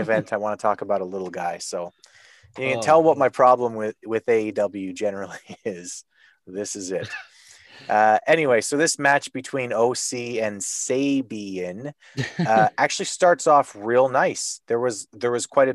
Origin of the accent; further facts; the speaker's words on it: Canada; as a Canadian